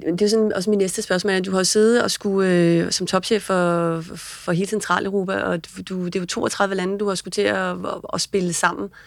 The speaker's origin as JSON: {"language": "Danish", "country": "Denmark", "said": "som dansker"}